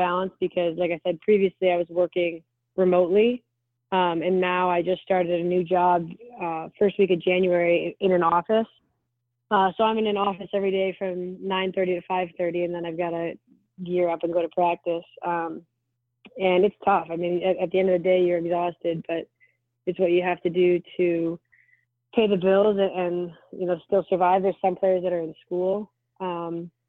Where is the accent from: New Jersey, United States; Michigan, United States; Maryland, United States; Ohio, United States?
Michigan, United States; Detroit; I was in my hometown in Detroit